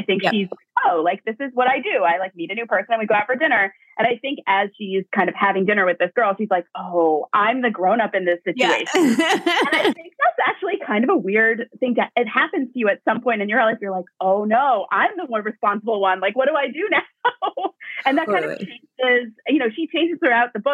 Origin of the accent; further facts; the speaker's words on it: Hastings-on-Hudson, New York, United States; I grew up in Westchester. I'm from Hastings-on-Hudson